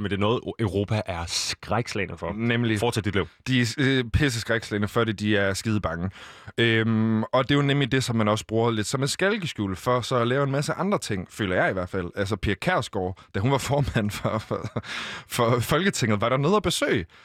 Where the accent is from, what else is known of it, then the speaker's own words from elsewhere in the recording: Western Sahara; Danish is a second language; igen, altså alle, os i Vestsahara, der er de også øh, i, de, i de besatte omdele, de bliver anset som marokkanere, men på deres ID, der står der faktisk, at de er fra Vestsahara.